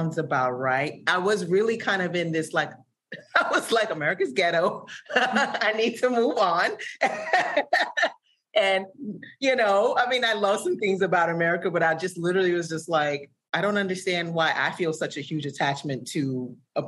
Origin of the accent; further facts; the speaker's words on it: Sierra Leone; now in United States; I'm originally from Sierra Leone